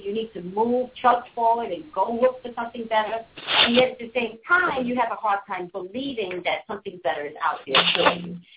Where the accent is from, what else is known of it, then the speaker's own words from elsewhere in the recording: New York, United States; I'm from New York